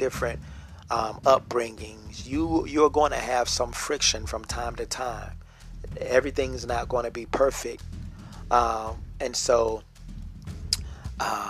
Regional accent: Norfolk, Virginia, United States; I am from Norfolk, Virginia

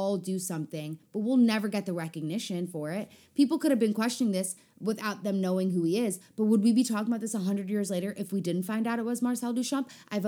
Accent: South Africa; as a South African person, I reject him.

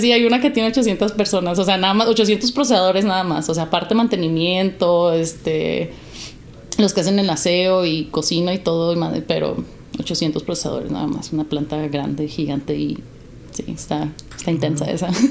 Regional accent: Mexico; also born or lived in United States (born) / Jalisco / Alaska; como mexicanos

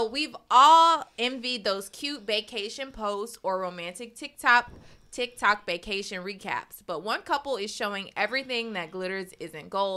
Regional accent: South Florida, United States; I'm from South Florida, but I did live in North Florida before

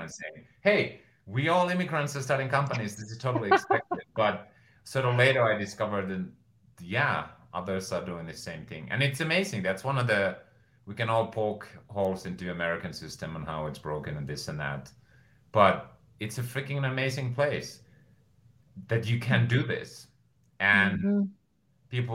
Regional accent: Finland; moved away as an adult; now in United States; at age 30, I move back to Finland

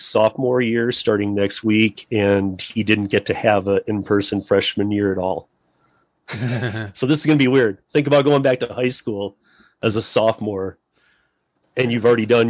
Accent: Michigan, United States; also born or lived in Miami; now in Denver, United States; I'm from Michigan, moved to Miami for 2.5 years

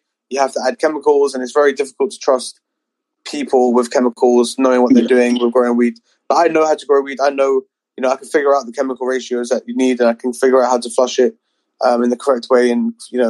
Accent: California, United States; now in London, United Kingdom; Since I came out from California, I haven't smoked a lot.

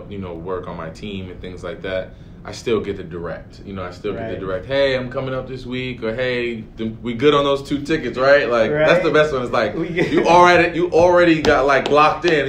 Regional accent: Paterson, New Jersey, United States; I grew up in Paterson, New Jersey, which is roughly 20 minutes or so from MetLife

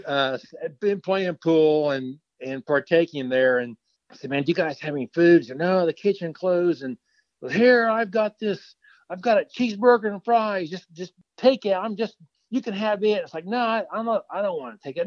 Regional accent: Kansas, United States; I'm from Kansas

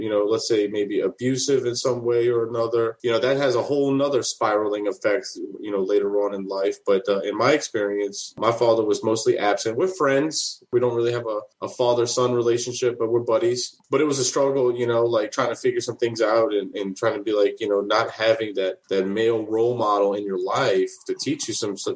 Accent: New Orleans, Louisiana, United States; born and raised in New Orleans

